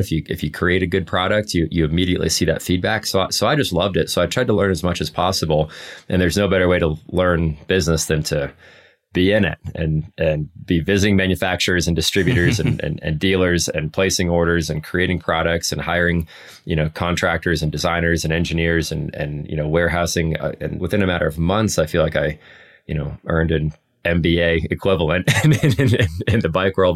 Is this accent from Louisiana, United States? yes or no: no; Anchorage, Alaska, United States; moved away; also born or lived in Colorado Springs, Colorado / Denver, Colorado; I grew up in Anchorage, Alaska, and, and worked in a bike shop up there